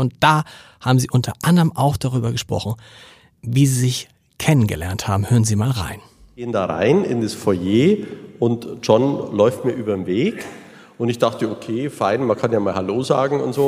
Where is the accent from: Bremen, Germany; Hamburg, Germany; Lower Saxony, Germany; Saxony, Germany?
Hamburg, Germany; ich kann nur als Hamburger sagen